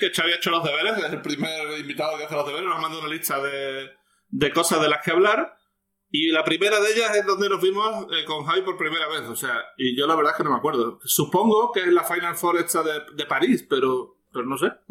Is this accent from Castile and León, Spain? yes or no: no; Ripoll, Catalonia, Spain; born or raised there